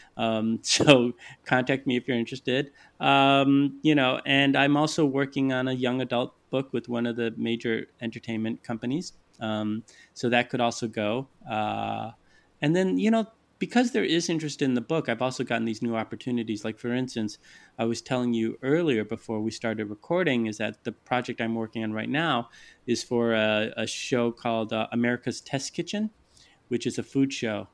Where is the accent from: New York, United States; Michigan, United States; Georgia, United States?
Michigan, United States; Detroit; I'm from Detroit, a very racialized city. I grew up, you know, just trying to straddle that line